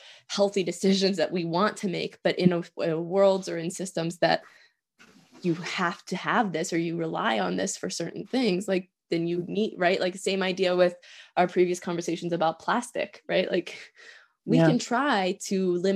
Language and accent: English; Pennsylvania, United States; also born or lived in Oregon; I was born in Oregon. I grew up in Pennsylvania